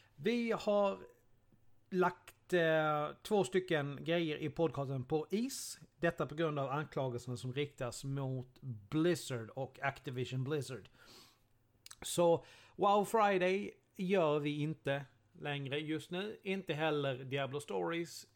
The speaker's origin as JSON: {"language": "Swedish", "town": "Karlshamn", "region": "Blekinge", "country": "Sweden", "tie": "born or raised there", "said": "min hemstad"}